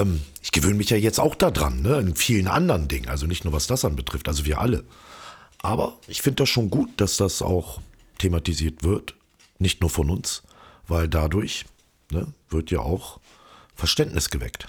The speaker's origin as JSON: {"language": "German", "town": "Hildesheim", "region": "Lower Saxony", "country": "Germany", "tie": "born or raised there", "moved": "as an adult", "lives_now": "Berlin, Germany", "said": "In meiner Heimat Hildesheim"}